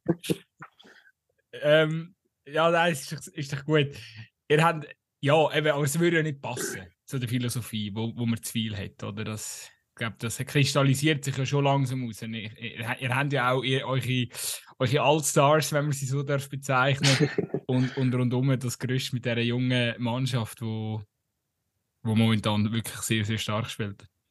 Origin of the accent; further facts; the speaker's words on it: Aargau, Switzerland; ich komme halt aus dem Aargau